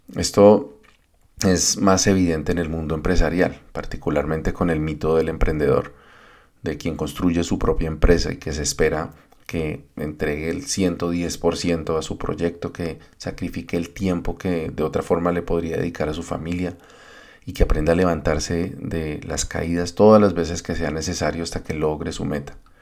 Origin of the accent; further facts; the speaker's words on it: Colombia